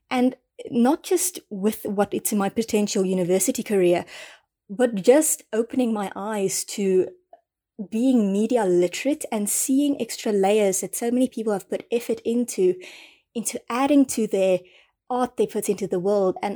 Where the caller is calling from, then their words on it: South Africa; um, I'm recording from South Africa.